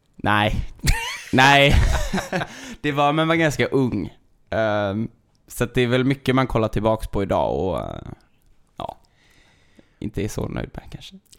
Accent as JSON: {"language": "Swedish", "town": "Sjövik", "country": "Sweden", "tie": "born or raised there", "also_born_or_lived": "Stockholm", "moved": "as an adult", "lives_now": "Gothenburg, Sweden", "said": "jag flyttade ju från Sjövik eh, när jag tog studenten och flyttade till Stockholm."}